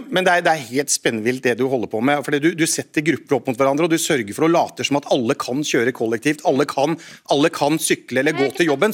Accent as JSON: {"language": "Norwegian", "region": "Telemark", "country": "Norway", "said": "hjemme i Telemark, som jeg kommer fra, Bamble, Porsgrunn, Skien"}